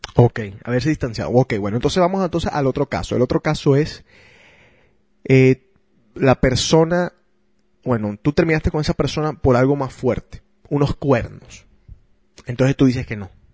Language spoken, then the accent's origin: Spanish; Barranquilla, Atlántico, Colombia; obviamente soy barranquillero, soy colombiano